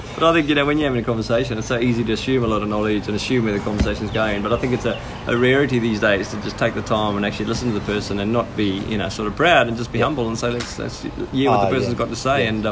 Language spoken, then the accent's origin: English; South Africa; I grew up in South Africa